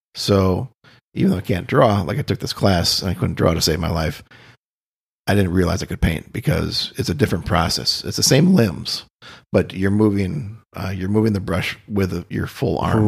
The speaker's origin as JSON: {"language": "English", "town": "Austin", "region": "Minnesota", "country": "United States", "tie": "born or raised there", "also_born_or_lived": "Boulder / Denver", "moved": "yes", "lives_now": "Key West, United States", "said": "I grew up in Austin, Minnesota"}